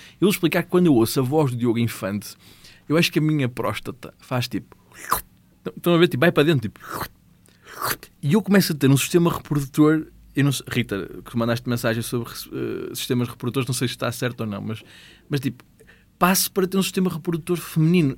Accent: Gondomar, Norte, Portugal; eu sou de Gondomar

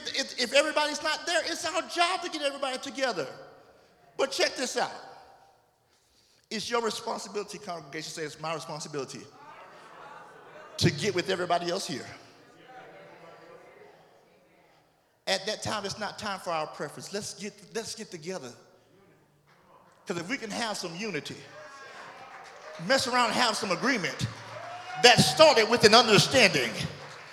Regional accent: Orlando, Florida, United States; moved away; I'm from Orlando

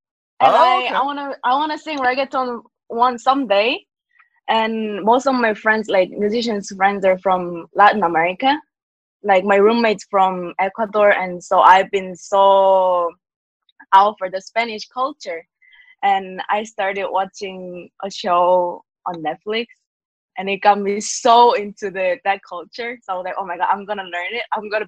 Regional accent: South Korea; I'm from South Korea.

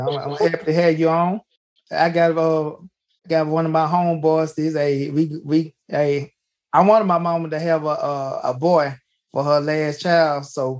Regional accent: Jackson, United States; I'm from Jackson

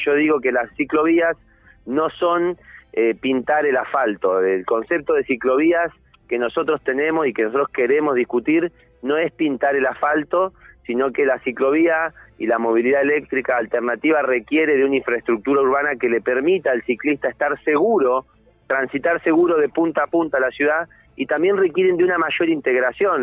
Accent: Neuquén, Argentina

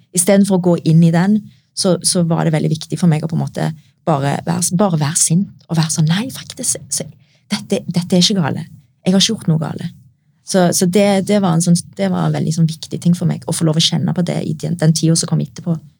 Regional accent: Norway; meg som er født og oppvokst i Norge

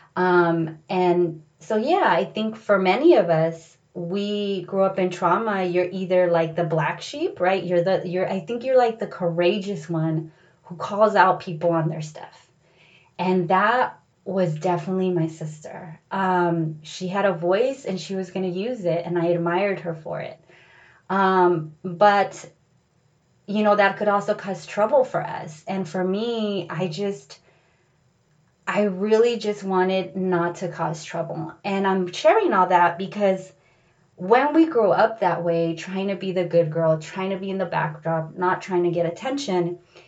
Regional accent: San Diego, California, United States; born or raised there; moved away as an adult; also born or lived in Los Angeles

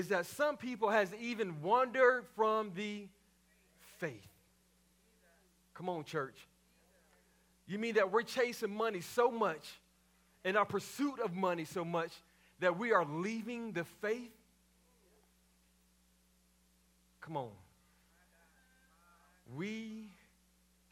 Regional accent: Waco, Texas, United States; growing up in Mount Zion Baptist Church in Waco, Texas, as a PK

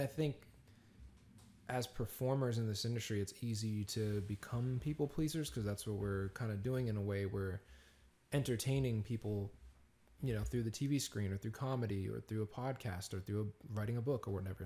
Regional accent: Peabody, Massachusetts, United States; now in Los Angeles, United States; this small little town called Peabody, Massachusetts.

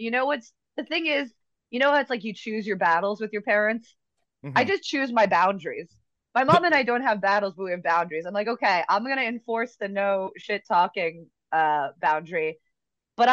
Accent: Washington, District of Columbia, United States; moved away; I'm originally from Washington, D.C.

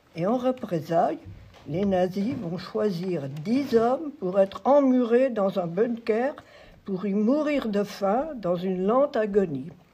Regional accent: Auvers-sous-Montfaucon, Pays de la Loire, France; also born or lived in Voutré; Je suis née à Auvers-sous-Montfaucon. C'est dans le canton de Loué. Donc, c'est pas bien loin. donc, je suis sartoise

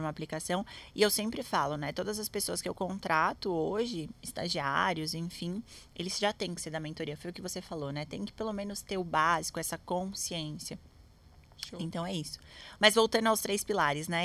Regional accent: Santos, São Paulo, Brazil; eu sou de Santos

